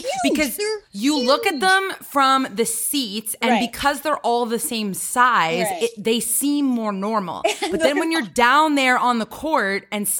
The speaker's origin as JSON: {"language": "English", "country": "Canada", "said": "Do you want to know something funny about as a Canadian?"}